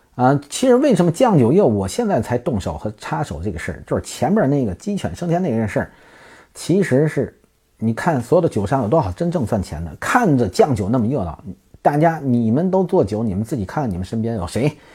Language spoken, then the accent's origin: Chinese; Tianjin, China; 我们都是天津啊